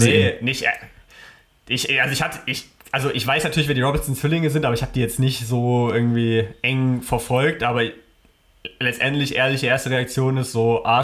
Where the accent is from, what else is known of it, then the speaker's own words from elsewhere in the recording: Berlin, Germany; es ist Berlin, ähm, so meine Heimatstadt